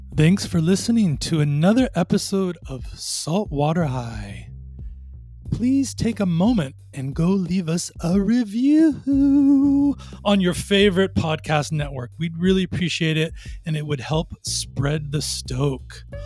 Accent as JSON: {"language": "English", "town": "Long Beach", "region": "California", "country": "United States", "tie": "born or raised there", "said": "I grew up in Long Beach"}